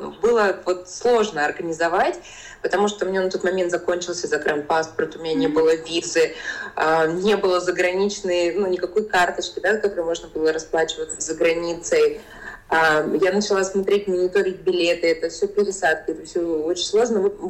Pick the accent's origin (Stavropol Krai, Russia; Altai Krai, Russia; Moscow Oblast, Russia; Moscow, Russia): Altai Krai, Russia; Belokurikha; Я сама родилась mm на Алтае, а, маленький городочек Белокуриха